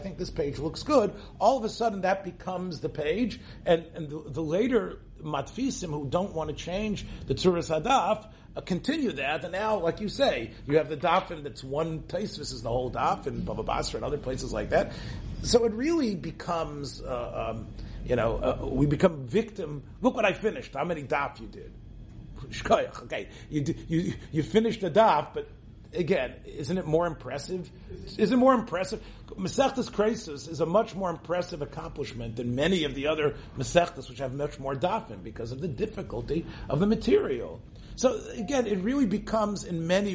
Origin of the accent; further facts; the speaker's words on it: Memphis, Tennessee, United States; moved away; I came from Memphis, Tennessee, a little Holocaust survivor's child speaking Yiddish